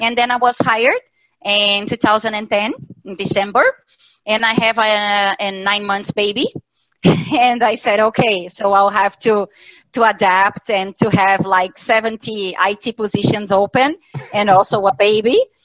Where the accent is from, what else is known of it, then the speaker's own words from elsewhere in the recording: Santa Catarina, Brazil; moved away as an adult; now in Porto Alegre, Brazil; I was born in Santa Catarina state in Brazil